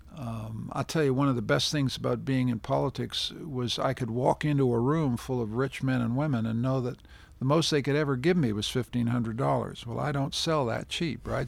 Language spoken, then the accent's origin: English; Canada; being a Canadian